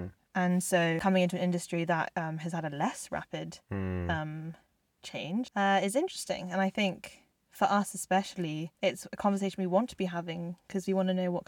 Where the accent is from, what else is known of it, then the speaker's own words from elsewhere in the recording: South Korea; born there; I am half South Korean, and I was born in South Korea, and that is me.